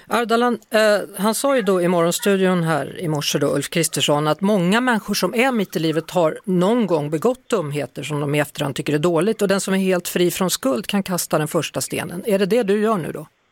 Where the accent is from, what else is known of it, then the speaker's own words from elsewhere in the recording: Västergötland, Västra Götaland, Sweden; moved away; för det är ju liksom mitt landskap, där jag kommer ifrån, det är Västergötland det handlar om